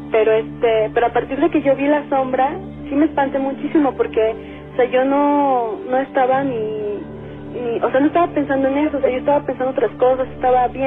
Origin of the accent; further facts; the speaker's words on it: Puebla, Mexico; moved away as an adult; now in Mexico City, Mexico; yo acabo de llegar a vivir al DF, soy de Puebla